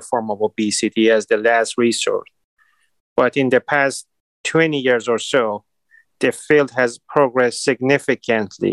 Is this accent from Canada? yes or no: no; Iran; now in Cleveland, United States; I was born and raised in Iran